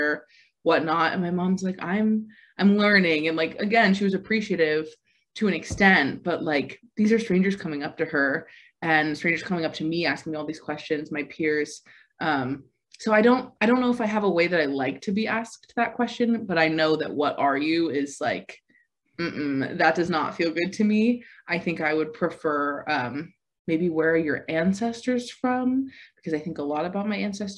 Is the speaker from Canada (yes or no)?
no; Virginia, United States; moved away; also born or lived in North Carolina / Texas; I am from Virginia. That's where I was born and raised, on the East Coast, between Virginia and North Carolina, before I moved to Texas.